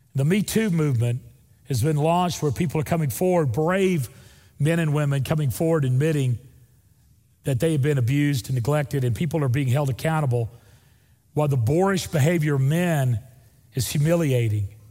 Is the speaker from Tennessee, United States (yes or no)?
no; Northwest Florida, United States; moved away; also born or lived in Opp, Alabama; Northwest Florida, where I'm from, where there's real rednecks. That's where I'm from.